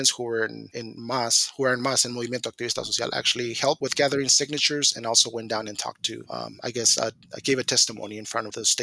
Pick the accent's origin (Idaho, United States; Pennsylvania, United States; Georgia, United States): Idaho, United States; Mountain Home; now in Moscow, United States; So for so for me, it was like really, you know, difficult, you know, being a being away from my hometown. Mount Home is about seven hours away. Coming into Moscow